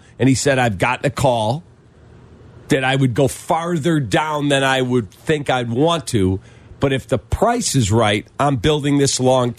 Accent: Chicago, Illinois, United States

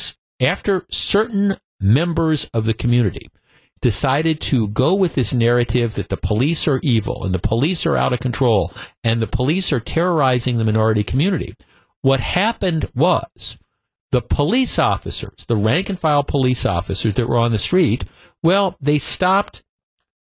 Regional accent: Baltimore, Maryland, United States; My dad was from Baltimore. I was born in Baltimore.

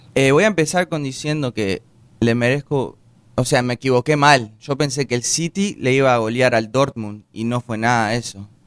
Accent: Uruguay; now in United States

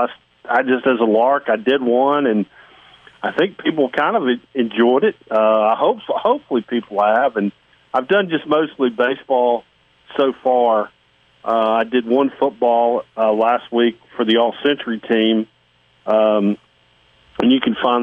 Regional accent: Jackson, Mississippi, United States; my dad used to take me to Jackson Met games where I grew up up in Jackson

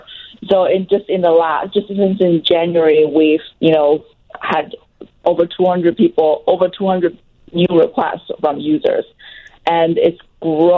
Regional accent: Chicago, Illinois, United States; I'm actually from Chicago. I'm from the Chicagoland area

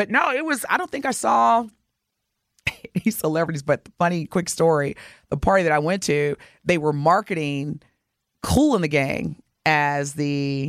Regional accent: Southern Indiana, United States; now in Milwaukee, United States; Growing up in Southern Indiana too

